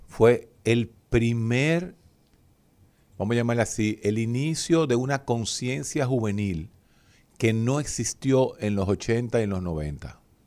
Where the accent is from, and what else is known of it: Dominican Republic